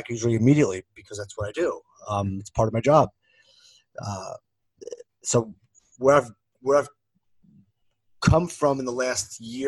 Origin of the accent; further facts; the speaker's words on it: Philadelphia, Pennsylvania, United States; moved away; I grew up back home in Philadelphia